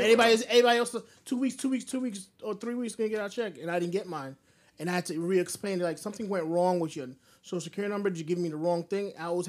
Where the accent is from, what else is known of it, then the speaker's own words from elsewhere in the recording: Haiti; first language French; English is a second language; now in United States; I was born in Haiti.